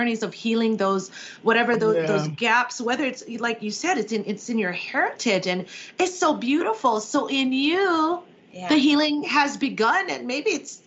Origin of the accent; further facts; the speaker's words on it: Hawaii, United States; I grew up in Hawaii